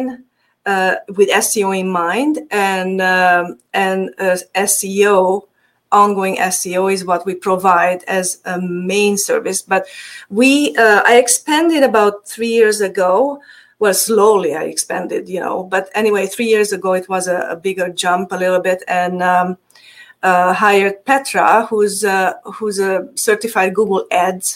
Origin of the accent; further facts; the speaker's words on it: Transylvania, Romania; accent: Hungarian; English is a second language; moved away; By the way, my accent is Hungarian. I'm from Transylvania. So originally, yes.